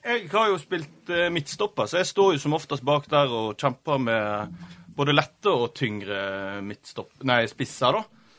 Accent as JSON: {"language": "Norwegian", "town": "Florø", "region": "Vestland", "country": "Norway", "tie": "born or raised there", "said": "Jeg er jo FSK-gutt. Det er jo der jeg vokste opp"}